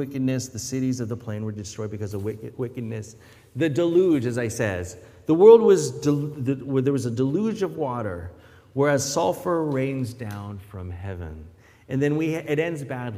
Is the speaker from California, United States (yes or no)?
yes; near San Francisco, California, United States; moved away; also born or lived in Philippines; growing up near San Francisco